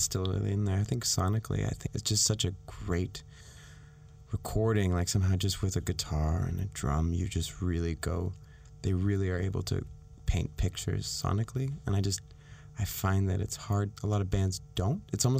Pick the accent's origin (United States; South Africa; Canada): Canada; I'm Canadian.